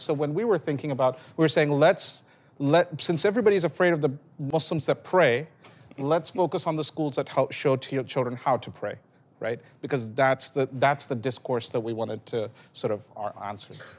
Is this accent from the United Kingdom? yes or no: yes; England, United Kingdom; now in United States; where I was born in England